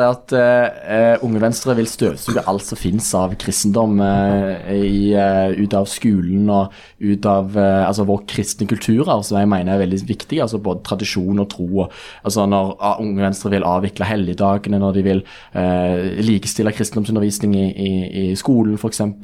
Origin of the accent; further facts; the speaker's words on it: Rogaland, Norway; jeg kommer fra Rogaland sjøl, så jeg reagerer jo litt på den debatten som ofte mange ungdomspolitikere har knyttet til oljenæringen